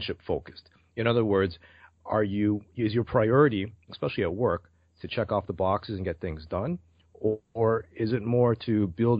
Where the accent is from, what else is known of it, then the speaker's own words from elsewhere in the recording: Toronto, Ontario, Canada; also born or lived in Brampton; I'm from Toronto, Canada